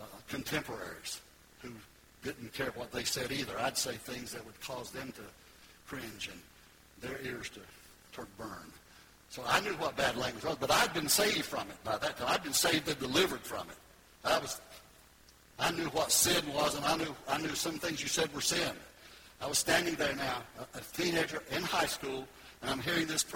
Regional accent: Goldsboro, North Carolina, United States; moved away as an adult; now in Florida, United States; I was up there in Goldsboro, North Carolina

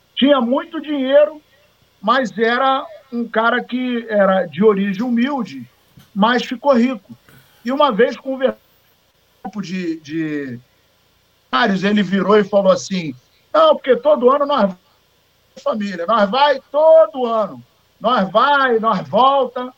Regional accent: Paraíba, Brazil; eu sou paraibano

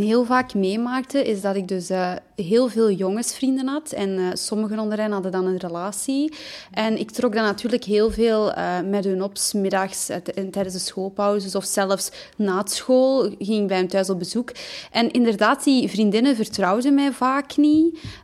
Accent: Belgium; ik ben afkomstig uit België

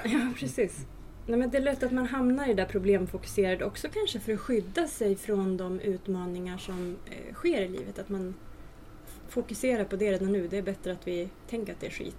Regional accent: Hälsingland, Gävleborg County, Sweden; både du och jag är från Hälsingland

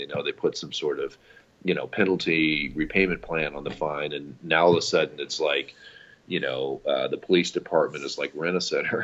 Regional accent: Missouri, United States; I'm from Missouri

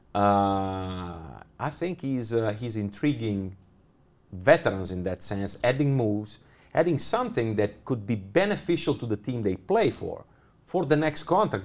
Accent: Italy; English is a second language; moved away as an adult; now in Munich, Germany; Milano because it's, it's my home country

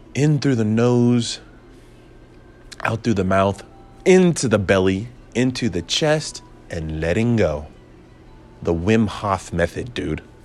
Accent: United States; I'm an American

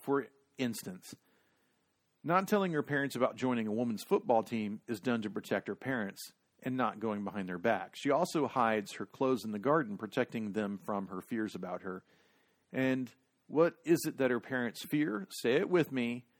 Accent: Texas, United States; Growing up in Texas

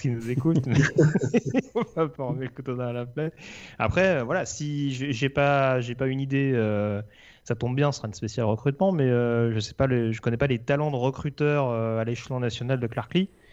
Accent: France; accent: French; mon accent français

